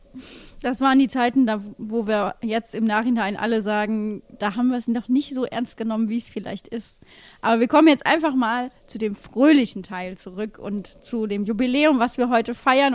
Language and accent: German; near Koblenz, Rhineland-Palatinate, Germany; ich bin ja in der Nähe von Koblenz aufgewachsen